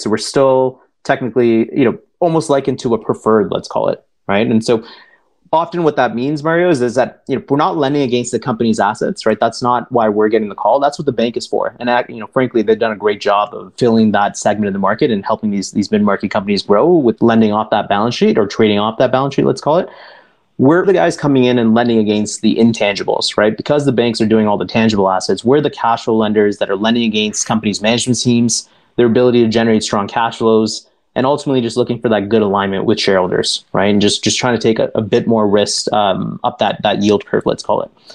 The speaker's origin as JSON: {"language": "English", "town": "Toronto", "region": "Ontario", "country": "Canada", "tie": "born or raised there", "said": "I was born and raised here in Toronto, but uh, and while it is still home for me today"}